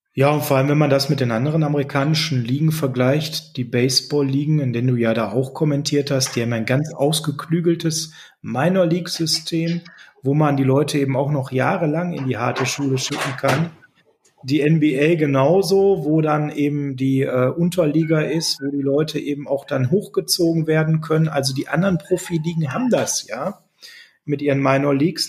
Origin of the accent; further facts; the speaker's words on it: Germany; als Deutscher